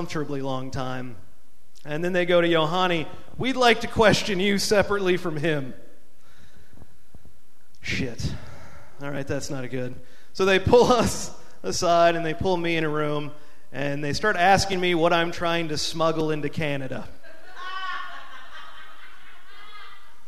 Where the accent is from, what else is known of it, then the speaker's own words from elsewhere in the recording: Arizona, United States; I grew up in Arizona.